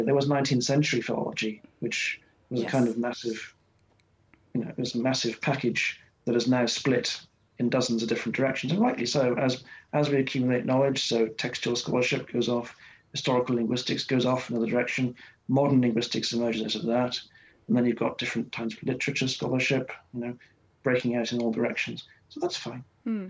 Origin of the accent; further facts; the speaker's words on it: Wales, United Kingdom; I'm from Wales, but I don't speak Welsh as my first language